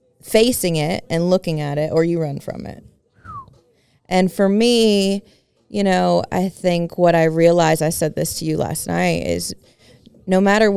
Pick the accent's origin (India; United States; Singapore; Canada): United States; Tuscaloosa, Alabama; I grew up in Tuscaloosa. Our home was destroyed.